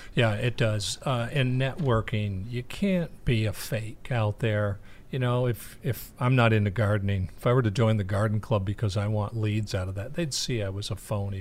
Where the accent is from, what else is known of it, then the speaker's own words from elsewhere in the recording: New England, United States; now in Ormond Beach, United States; we grew up in New England